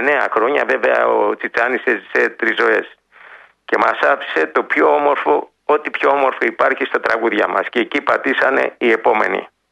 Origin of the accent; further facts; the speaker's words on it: Greece; Είμαι Έλληνας πατριώτης.